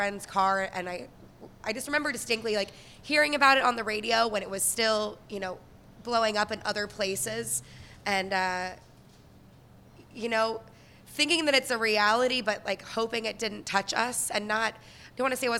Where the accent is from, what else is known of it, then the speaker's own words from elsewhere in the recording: Florida, United States; moved away as an adult; now in New York City, United States; I'm originally from Florida. Moved here about 11 years ago